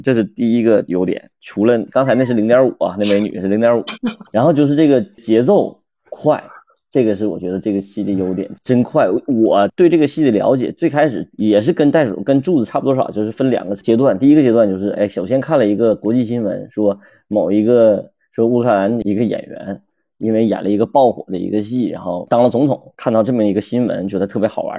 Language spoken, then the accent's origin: Chinese; Northeast China, China; 我们东北人